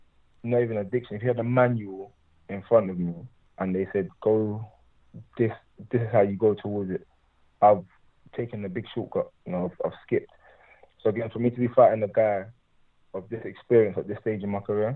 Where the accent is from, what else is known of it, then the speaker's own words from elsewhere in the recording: Stratford, London, United Kingdom; I grew up in Stratford